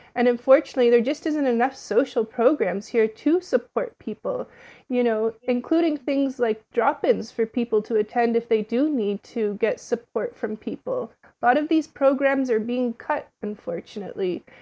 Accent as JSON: {"language": "English", "town": "Ottawa", "region": "Ontario", "country": "Canada", "tie": "born or raised there", "moved": "as an adult", "lives_now": "Toronto, Canada", "said": "I was born and raised in Ottawa, and I moved to Toronto for this job specifically"}